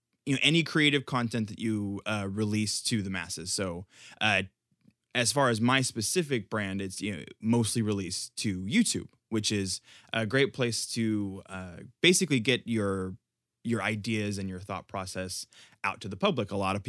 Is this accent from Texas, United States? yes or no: yes; Houston, Texas, United States